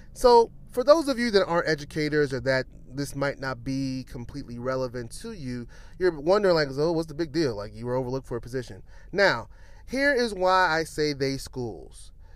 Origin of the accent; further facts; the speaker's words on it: New York City, New York, United States; moved away as an adult; now in Washington, DC, United States; I'm from Brooklyn.